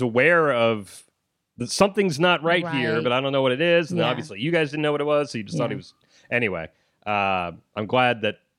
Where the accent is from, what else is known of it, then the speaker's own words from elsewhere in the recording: Ohio, United States; also born or lived in Arizona; Ohio is home.